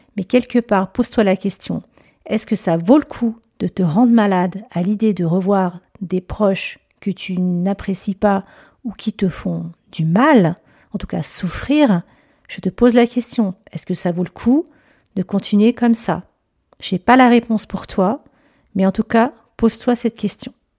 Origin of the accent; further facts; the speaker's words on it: Lyon, Auvergne-Rhône-Alpes, France; now in Chambéry, France; je suis native de Lyon